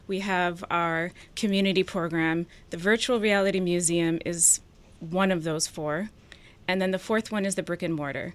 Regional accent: New Hampshire and Vermont, United States; also born or lived in Ethiopia; grew up in small towns in New Hampshire and Vermont

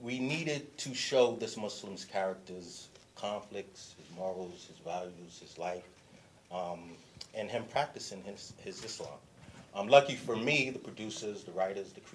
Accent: New York City, New York, United States; Born and raised in Harlem, oldest of five

